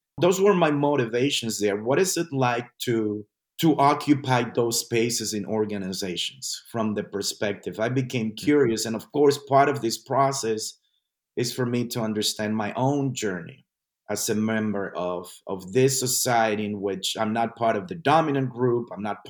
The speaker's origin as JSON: {"language": "English", "town": "New York City", "region": "New York", "country": "United States", "tie": "born or raised there", "said": "I forgot to mention that I migrated to New York City. So I went to high school in New York City. So I am from New York City in the U.S."}